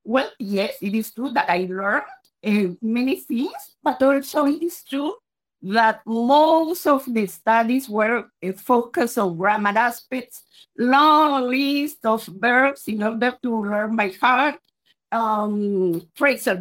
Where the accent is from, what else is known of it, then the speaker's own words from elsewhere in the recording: Colombia; English is a second language; now in Spain; I am originally from Colombia in South America, although I have been living in Spain for many years now.